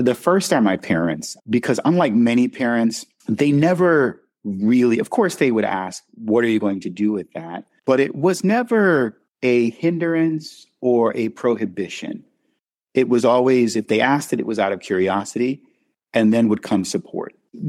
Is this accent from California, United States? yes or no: no; New York City, New York, United States; I'm African-American. I grew up in Brooklyn, New York.